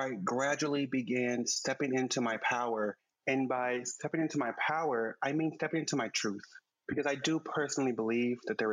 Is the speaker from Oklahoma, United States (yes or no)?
yes; Oklahoma City, Oklahoma, United States; now in New York City, United States; I grew up in Oklahoma City.